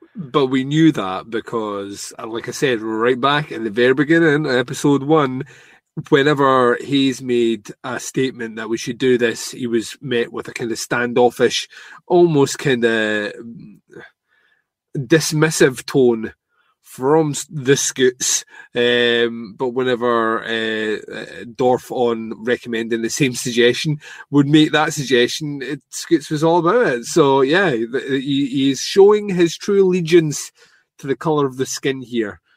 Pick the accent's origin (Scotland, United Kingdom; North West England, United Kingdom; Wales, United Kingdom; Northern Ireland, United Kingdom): Scotland, United Kingdom; a Scotsman